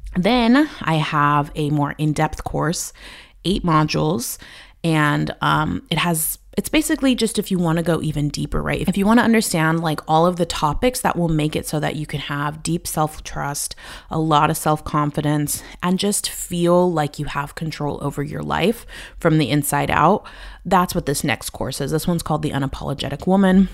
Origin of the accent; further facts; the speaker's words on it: United States; moved away as an adult; also born or lived in Spain; now in Albania; as an American